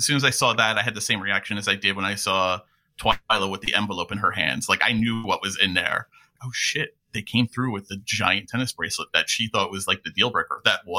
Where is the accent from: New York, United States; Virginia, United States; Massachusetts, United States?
New York, United States; Essentially, I'm from New York, so I have my own opinions.